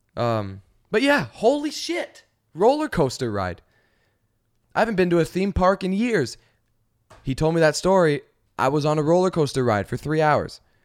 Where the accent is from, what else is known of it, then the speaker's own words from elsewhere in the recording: Canada; now in Los Angeles, United States; we're from Canada.